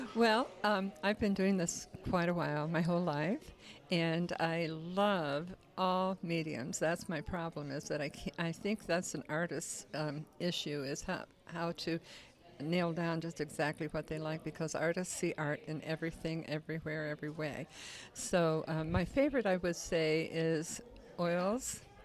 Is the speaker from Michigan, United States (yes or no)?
yes; Detroit, Michigan, United States; also born or lived in San Francisco; now in Orrville, United States; I was born in San Francisco. I've lived in several different states, um, raised mostly in Detroit, Michigan, but came here in nineteen seventy-six